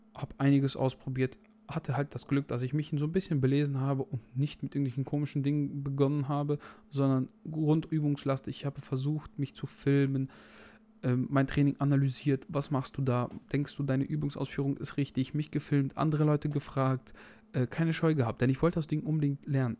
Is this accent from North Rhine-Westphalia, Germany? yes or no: yes; North Rhine-Westphalia, Germany; ich komme aus Nordrhein-Westfalen und wir wohnen an der niedersächsischen Grenze